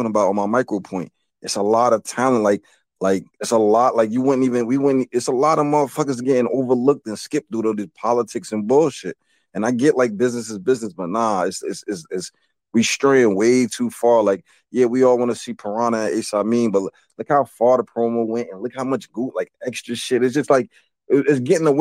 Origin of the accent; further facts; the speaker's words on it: New Jersey, United States; I'm from Jersey